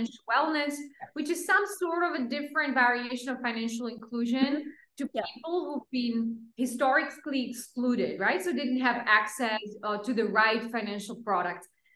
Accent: Slovakia; moved away; also born or lived in Pakistan

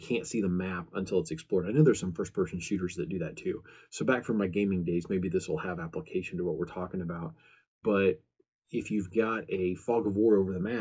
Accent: American Midwest, United States; I'm from the American Midwest

